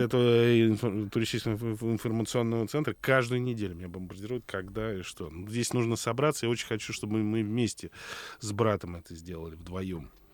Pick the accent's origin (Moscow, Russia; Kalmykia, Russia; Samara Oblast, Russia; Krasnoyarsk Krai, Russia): Moscow, Russia; я как коренной москвич